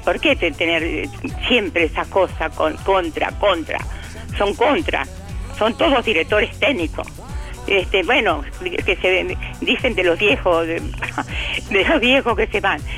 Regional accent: Uruguay; nosotros somos, somos uruguayos

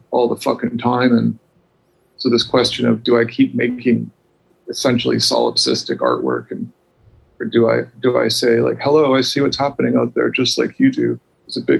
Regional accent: Canada; I'm Canadian.

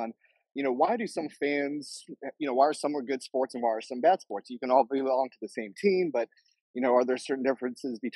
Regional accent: New Mexico, United States; moved away as an adult; also born or lived in Lubbock, Texas / Alabama; now in Austin, Texas, United States; I'm kind of from all over. I lived in grew up in New Mexico

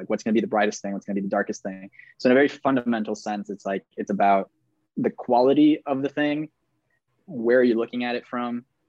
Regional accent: Maracaibo, Zulia, Venezuela; now in Minneapolis, United States; I'm originally from Maracaibo, Venezuela, currently based in Minneapolis, Minnesota, but also in New York City.

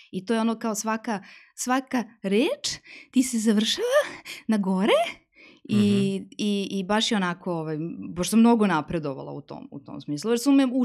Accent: Serbia; kod nas u Srbiji

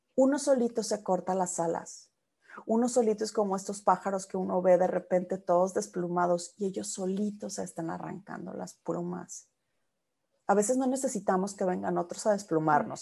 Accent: Mexico; now in United States; como los mexicanos decimos

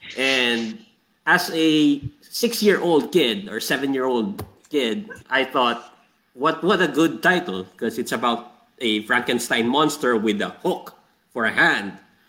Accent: Saudi Arabia; I have to like give you a background here. I grew up in Saudi Arabia. We don't have like broadcast TV there that actually is on.

